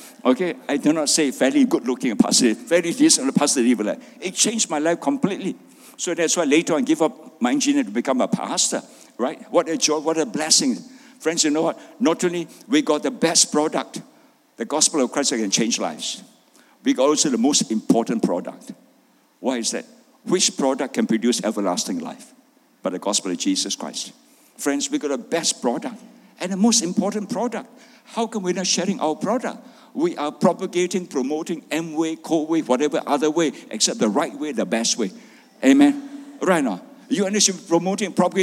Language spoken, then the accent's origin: English; Malaysia; My wife is Doris. I'm a pastor from Malaysia